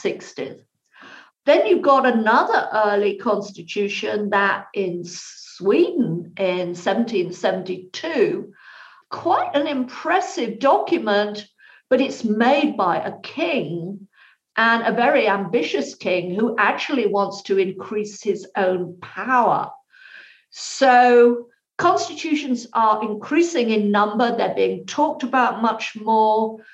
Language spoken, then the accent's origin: English; United Kingdom; moved away as an adult; now in United States; my accent will immediately announce I'm a Brit in origin.